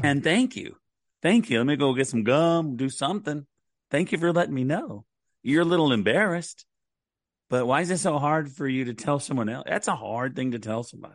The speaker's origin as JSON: {"language": "English", "region": "Oklahoma", "country": "United States", "tie": "born or raised there", "said": "I grew up in Oklahoma"}